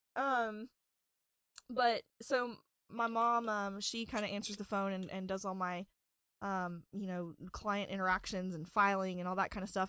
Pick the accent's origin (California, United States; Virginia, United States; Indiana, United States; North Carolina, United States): Virginia, United States; Galax; I was born on December second, nineteen ninety in Galax, Virginia